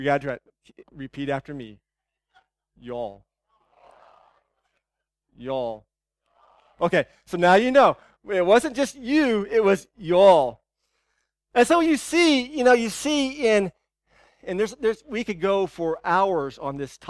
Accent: United States; as American Christians, as Western Christians

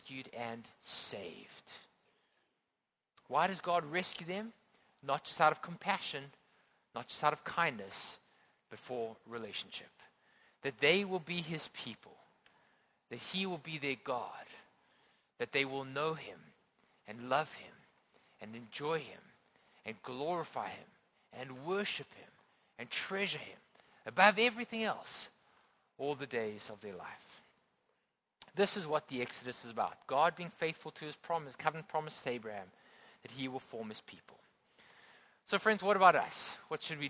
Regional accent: Johannesburg, Gauteng, South Africa; now in Hong Kong; I grew up in South Africa and I grew up inland in a place called Johannesburg.

